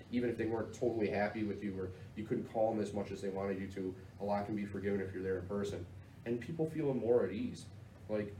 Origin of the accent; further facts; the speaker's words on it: Chicago, Illinois, United States; I'm from the South Side